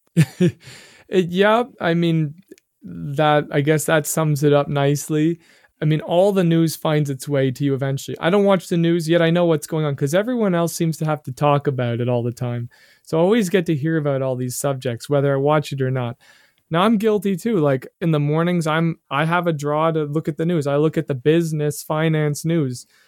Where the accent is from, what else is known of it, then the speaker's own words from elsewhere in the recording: Canada; being a Canadian